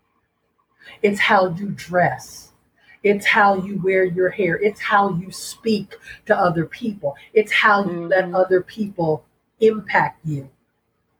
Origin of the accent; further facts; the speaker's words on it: Philadelphia, Pennsylvania, United States; moved away as an adult; I made a decision to leave Philadelphia, to leave my hometown and go somewhere else